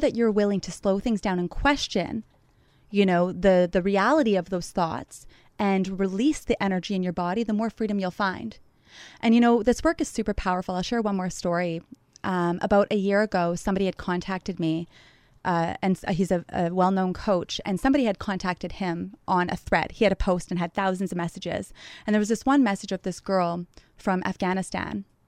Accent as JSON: {"language": "English", "town": "Thunder Bay", "region": "Ontario", "country": "Canada", "tie": "born or raised there", "moved": "as an adult", "lives_now": "Montreal, Canada", "said": "I love my hometown"}